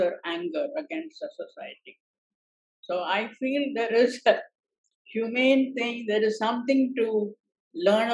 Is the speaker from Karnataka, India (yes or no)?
yes; Karnataka, India; moved away as an adult; also born or lived in Chennai, Tamil Nadu; I grew up in Karnataka. I was born and brought up there, and I never lived in Tamil Nadu